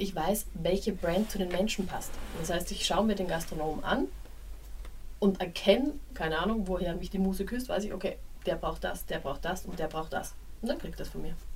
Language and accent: German; Graz, Styria, Austria; now in Berlin, Germany; in meiner Heimatstadt